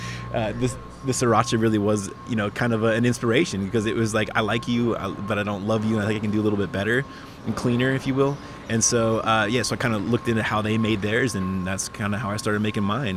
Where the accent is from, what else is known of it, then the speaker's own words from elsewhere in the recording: Lawrence, Kansas, United States; moved away as an adult; now in Atlanta, United States; my hometown school system in Lawrence, Kansas